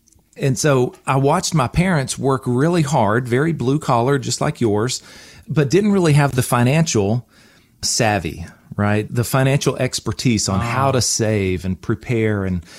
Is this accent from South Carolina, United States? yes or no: yes; South Carolina, United States; So I grew up in Oconee County, upstate of South Carolina here.